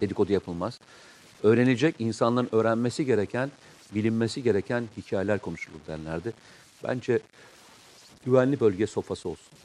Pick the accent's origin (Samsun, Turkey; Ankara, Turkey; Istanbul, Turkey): Samsun, Turkey; Ben Samsunluyum.